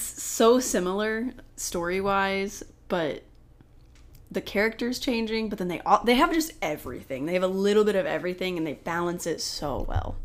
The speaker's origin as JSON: {"language": "English", "region": "Oklahoma", "country": "United States", "tie": "born or raised there", "said": "I grew up in Oklahoma"}